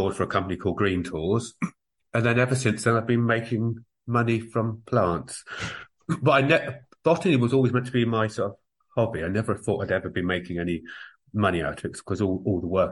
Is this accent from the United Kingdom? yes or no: yes; Somerset Levels, South West England, United Kingdom; moved away as an adult; also born or lived in Guildford, Surrey; now in Ireland; I started life in Guildford in Surrey over in England, and then we moved down to Somerset. So I think of Somerset as home. So I grew up on the Somerset level.